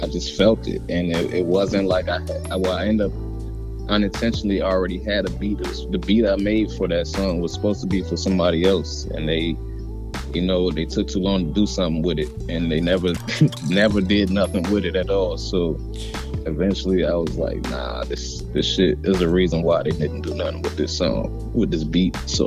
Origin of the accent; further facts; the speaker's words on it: Waldorf, Maryland, United States; also born or lived in Denver, Colorado; I'm from Maryland. I'm from the DMV area, you know, Waldorf, Maryland, to be specific